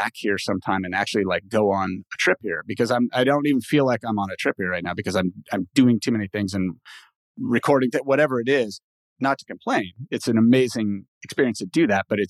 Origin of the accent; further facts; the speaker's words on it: Los Angeles, California, United States; first language English; also born or lived in Mexico; I've lived in LA pretty much my whole life